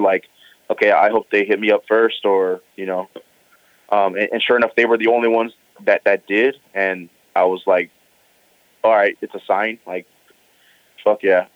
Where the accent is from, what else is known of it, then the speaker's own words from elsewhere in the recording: Pomona, California, United States; also born or lived in Los Angeles, United States; I grew up in Pomona.